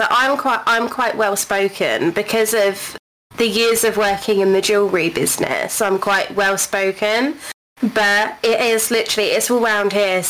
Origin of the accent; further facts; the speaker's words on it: United Kingdom; accent: London; I would probably say my accent is the closest to a London accent.